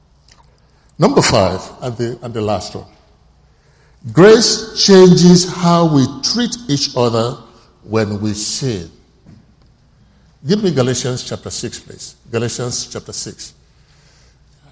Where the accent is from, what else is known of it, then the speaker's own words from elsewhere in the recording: Oron, Akwa Ibom, Nigeria; I'm speaking English, but I'm not an Englishman. I'm a typical Nigerian from Oron.